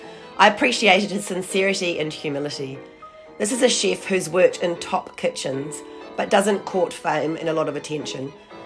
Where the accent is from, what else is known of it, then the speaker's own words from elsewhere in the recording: Christchurch, Canterbury, New Zealand; also born or lived in south of France; now in Melbourne, Australia; my hometown of Ōtautahi, Christchurch